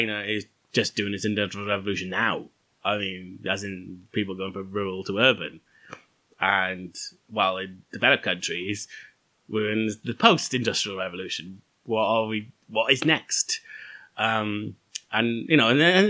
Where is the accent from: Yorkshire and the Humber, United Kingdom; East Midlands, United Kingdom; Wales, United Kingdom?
Wales, United Kingdom; being Welsh.